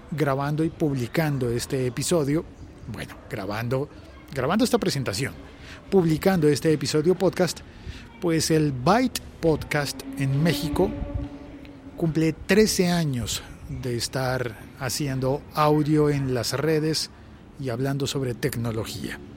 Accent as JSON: {"language": "Spanish", "region": "Bogotá", "country": "Colombia", "said": "Yo soy de Bogotá a muchas horas de cualquier playa."}